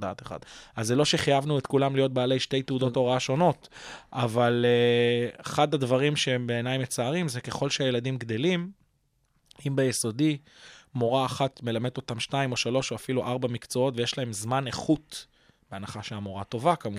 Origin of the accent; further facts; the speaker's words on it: Kfar Saba, Central District, Israel; אני בוגר בית חינוך גלילי בכפר סבא